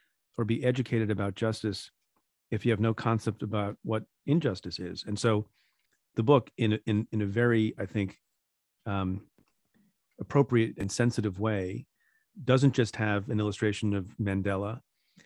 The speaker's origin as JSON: {"language": "English", "country": "India", "tie": "born or raised there", "moved": "yes", "lives_now": "United States", "said": "I'm an Indian immigrant. I was born in India. My parents were too, before we emigrated to the United States"}